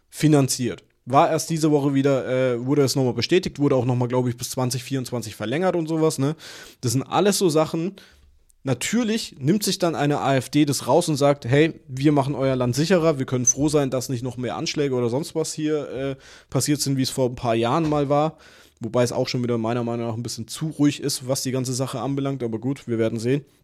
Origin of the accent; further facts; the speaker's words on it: Würzburg, Bavaria, Germany; ich komme aus Würzburg. Wir sind eine Studentenstadt, ne?